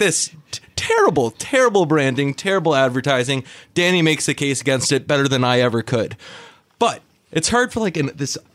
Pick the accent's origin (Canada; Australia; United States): Canada; moved away; as you will be able to tell at some point from my accent, originally from Canada